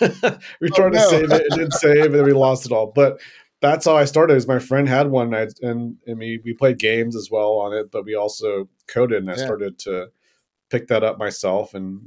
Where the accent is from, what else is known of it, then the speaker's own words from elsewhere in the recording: Florida, United States; moved away as an adult; also born or lived in Tennessee / North Carolina; now in San Francisco, United States; No, I actually grew up in Florida. I grew up in Florida for most of my childhood